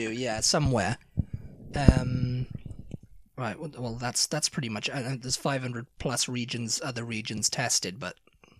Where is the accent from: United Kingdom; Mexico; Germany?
United Kingdom; England; moved away; I was born in England